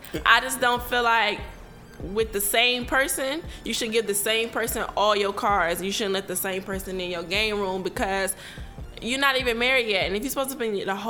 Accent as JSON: {"language": "English", "region": "Virginia", "country": "United States", "tie": "born or raised there", "said": "I was raised in Virginia."}